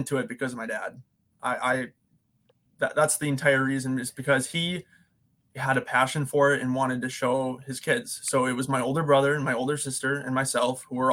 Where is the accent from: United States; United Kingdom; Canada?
United States; Appleton, Wisconsin; Yeah, so I'm originally from Appleton. I grew up in Appleton